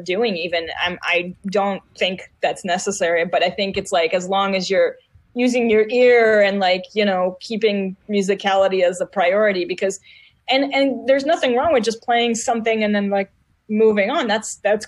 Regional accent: Israel; English is a second language; moved away; I was still in Israel and I was really kind of, I learned English for movies and TV and lyrics and stuff like

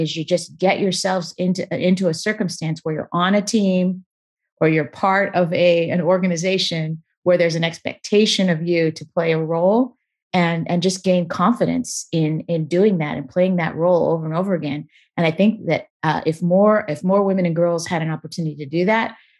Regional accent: Beaverton, Oregon, United States; also born or lived in Portland, Oregon; I actually grew up, not just in Portland, but I grew up in Beaverton, Oregon, less than a mile from where Nike is headquartered

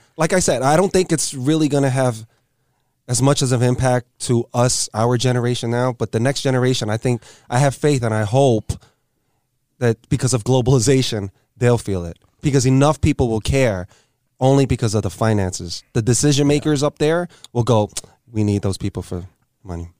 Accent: New York City, New York, United States; I grew up in L E S

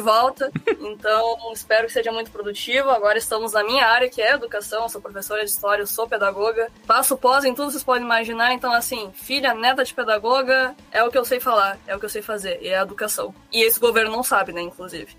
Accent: Rio Grande, Rio Grande do Sul, Brazil; eu sou do Rio Grande do Sul, da cidade de Rio Grande

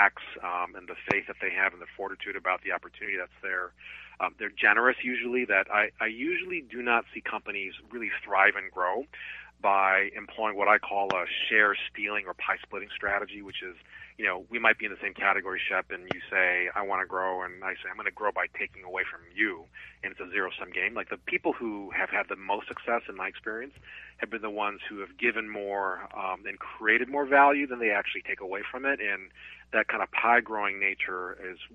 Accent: Hawaii, United States; also born or lived in suburb of Chicago; now in Chicago, United States; I was born and raised in Hawaii

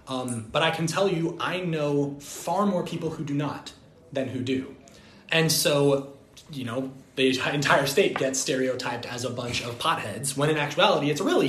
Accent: Colorado, United States; moved away as an adult; I'm from Colorado.

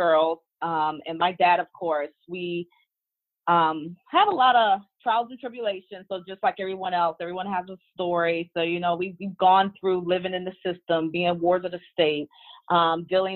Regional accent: Washington, District of Columbia, United States; also born or lived in Maryland; I am from the Washington, D.C. metropolitan area. I actually reside in Maryland

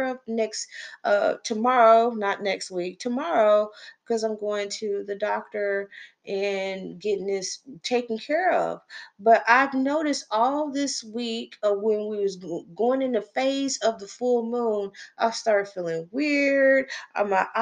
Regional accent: Texas, United States; I'm from Texas

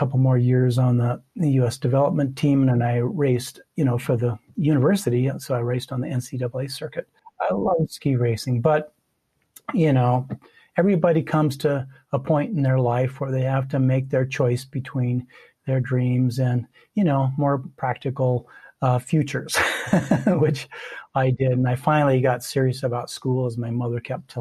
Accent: Missoula, Montana, United States; I grew up in Missoula, on the outskirts of Missoula, and I grew up skiing since I can't even remember when

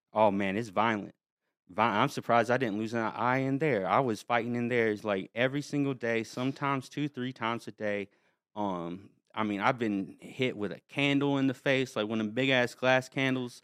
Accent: North Carolina, United States; I was from North Carolina, from a small town, like, no one goes anywhere

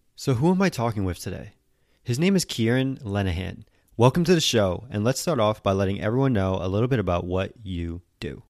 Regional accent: Connecticut, United States; moved away; also born or lived in Florida; the University of my home state of Connecticut, Yukon

